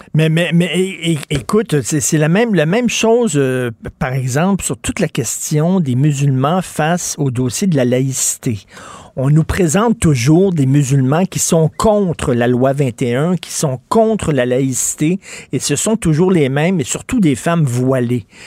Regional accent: Montreal, Quebec, Canada; je viens de Verdun

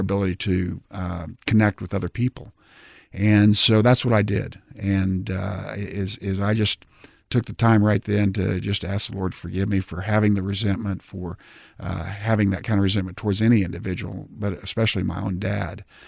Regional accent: Tulsa, Oklahoma, United States; in Tulsa, my hometown

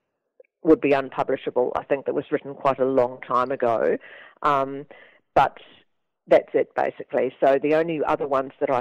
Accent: Dunedin, Otago, New Zealand; I grew up in Dunedin, which is a very Scottish city in New Zealand

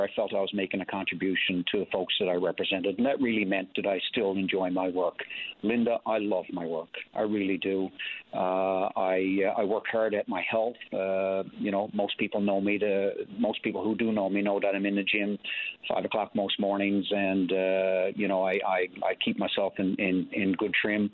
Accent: Springdale, Newfoundland and Labrador, Canada; our two daughters and their families both live in Springdale, my hometown

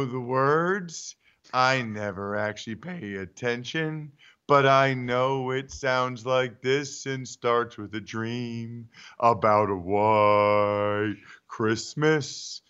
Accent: Pennsylvania, United States; I'm from Pennsylvania.

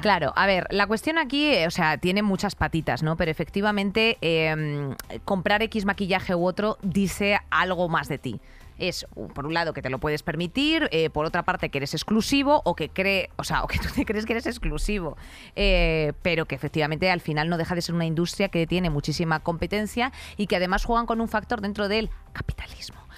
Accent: Madrid, Community of Madrid, Spain; soy de Madrid

